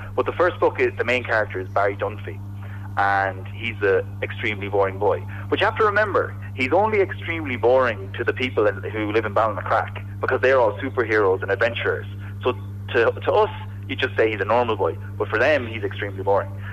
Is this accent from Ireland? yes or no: yes; Coosan, Ireland; I'm from Coosan